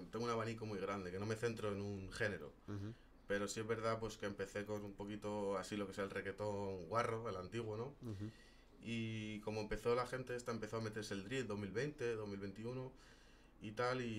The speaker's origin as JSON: {"language": "Spanish", "town": "Madrid", "region": "Community of Madrid", "country": "Spain", "said": "Sí, soy español de aquí. ¿De {S1} Madrid, Madrid? {S0} De Madrid"}